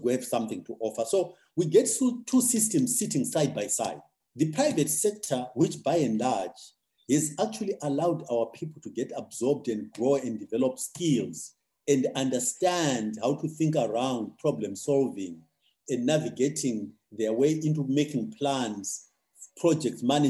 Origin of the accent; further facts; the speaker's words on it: Zimbabwe; my own country because ultimately that's the country I know best. I think Zimbabwe